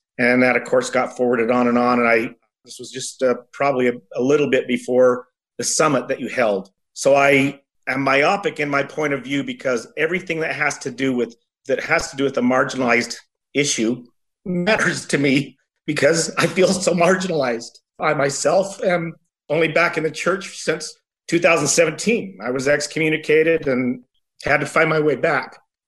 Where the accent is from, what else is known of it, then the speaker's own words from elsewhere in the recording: Mesa, Arizona, United States; Yeah, I'm from Mesa, Arizona.